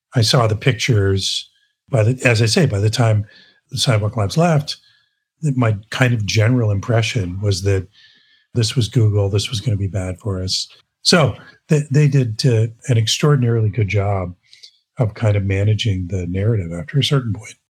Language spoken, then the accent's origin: English; Brockville, Ontario, Canada; moved away as an adult; now in Toronto, Canada; I was born in Toronto, but I moved away. Uh, I grew up in Brockville, Ontario, came back here in the early 80s to go to theater school